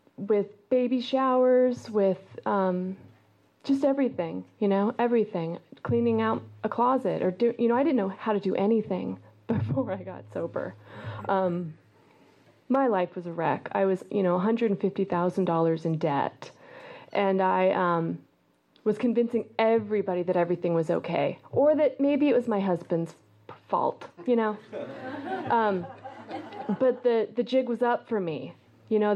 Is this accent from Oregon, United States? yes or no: yes; Eugene, Oregon, United States; moved away; also born or lived in New York City; I grew up in Eugene, Oregon